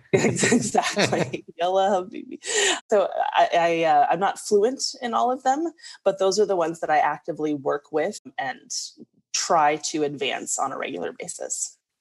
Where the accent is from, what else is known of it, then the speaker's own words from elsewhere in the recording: small town Arkansas, United States; our school actually for you know small town arkansas had an amazing exchange student population